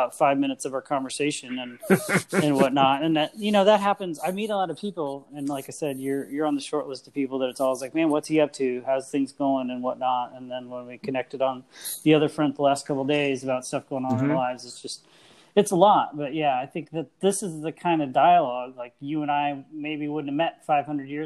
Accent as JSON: {"language": "English", "region": "Midwest", "country": "United States", "tie": "born or raised there", "said": "I grew up in the Midwest, always surrounded with like zero diversity"}